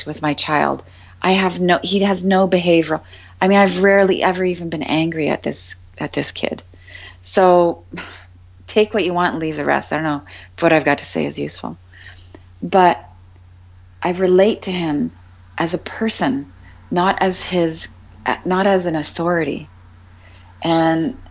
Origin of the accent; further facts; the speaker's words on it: Canada; I'm just a Canadian girl.